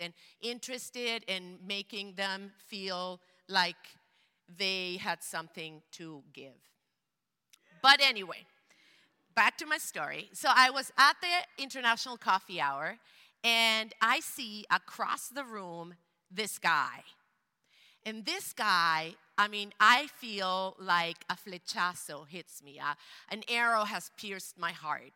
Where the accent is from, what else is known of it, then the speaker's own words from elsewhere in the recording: Venezuela; English is a second language; moved away as an adult; now in Portland, United States; I grew up in Venezuela in a bilingual household, Spanish, German.